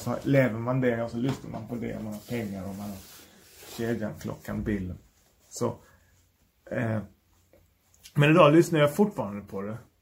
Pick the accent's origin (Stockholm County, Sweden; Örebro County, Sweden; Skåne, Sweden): Skåne, Sweden; Malmö; jag är från Malmö